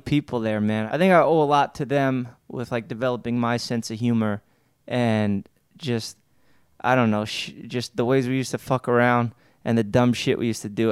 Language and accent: English; New York City, New York, United States; growing up in Staten Island, I'm around a bunch of scumbags